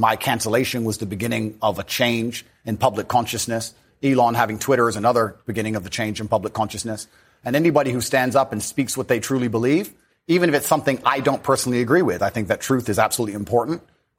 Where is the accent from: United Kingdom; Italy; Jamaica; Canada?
United Kingdom; Luton, East of England; also born or lived in United States; He met my mother here in England. And then I was raised initially in the United States, and then I moved to Luton, England, when I was younger. So I've moved around a lot.